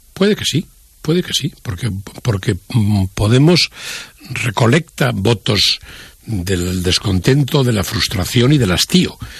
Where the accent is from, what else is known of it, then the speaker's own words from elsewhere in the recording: Spain; also born or lived in Madrid; yo como español